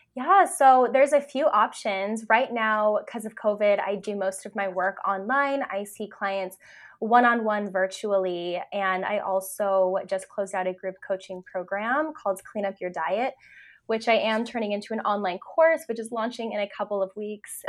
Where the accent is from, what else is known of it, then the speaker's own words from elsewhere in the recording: California, United States; moved away as an adult; now in Vancouver, Canada; I live in Canada, I'm actually from California, so I made that move a couple years ago